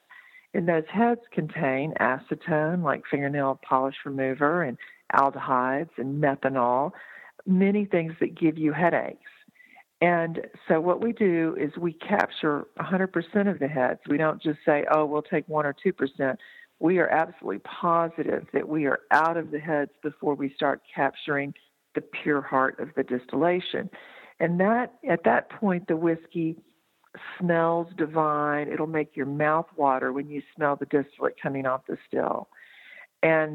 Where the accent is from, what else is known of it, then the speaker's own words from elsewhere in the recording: Texas, United States; now in Asheville, United States; I grew up in Texas.